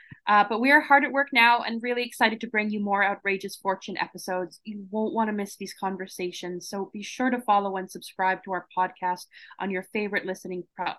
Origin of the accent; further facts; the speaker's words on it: Toronto, Ontario, Canada; I'm from Toronto